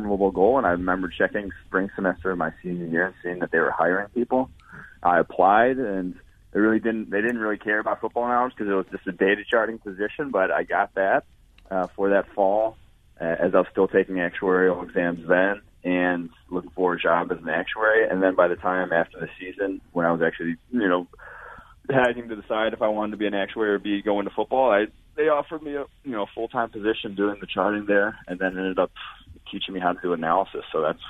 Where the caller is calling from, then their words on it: Cincinnati, Ohio, United States; Cincinnati, Ohio. That's where our company, PFF, Pro Football Focus, is headquartered.